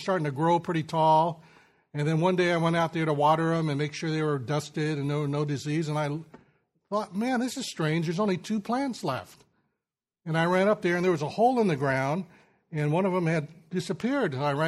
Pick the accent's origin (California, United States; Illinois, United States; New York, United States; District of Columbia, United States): California, United States; Sacramento San Joaquin Valley; I grew up in the Sacramento San Joaquin Valley of California